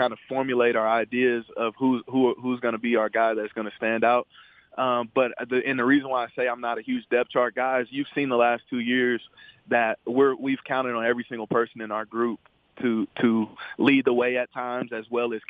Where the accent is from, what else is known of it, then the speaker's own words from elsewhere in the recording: St. Louis, Missouri, United States; I'm from St. Louis, so I'm not even from the West Coast or from Texas